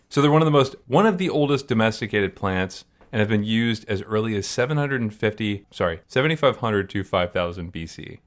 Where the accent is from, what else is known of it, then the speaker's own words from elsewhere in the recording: Maryland, United States; now in Syracuse, United States; I grew up in Maryland